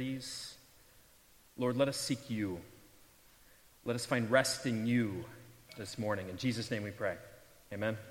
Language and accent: English; St. Louis, Missouri, United States; moved away; I grew up in St. Louis, and I was still there at the time